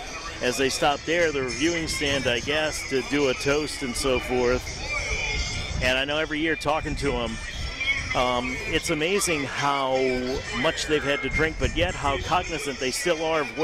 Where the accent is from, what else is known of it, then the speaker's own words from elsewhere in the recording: West Bank, Louisiana, United States; I'm from the West Bank